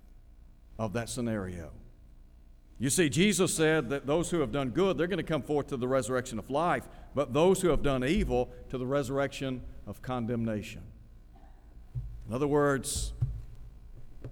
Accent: Chattanooga, Tennessee, United States; also born or lived in Nashville, Tennessee; I grew up in Chattanooga

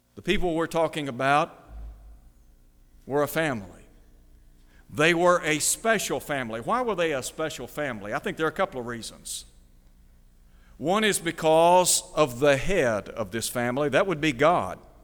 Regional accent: Chattanooga, Tennessee, United States; moved away as an adult; also born or lived in Nashville; now in Mid-South, United States; I grew up in Chattanooga, lived for many years there, graduating from high school

